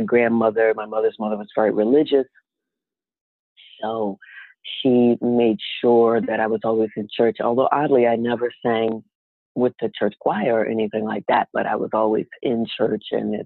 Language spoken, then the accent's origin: English; New York City, New York, United States; also born or lived in Philadelphia / Newark; I was born and raised mostly in Harlem, but my parents were separated when I was a kid and my dad was from Philly